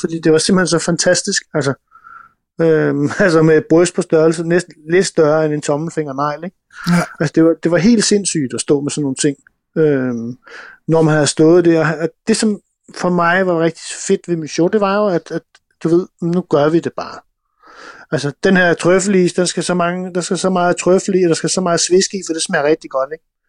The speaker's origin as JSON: {"language": "Danish", "country": "Denmark", "said": "jeg kommer også fra Jylland"}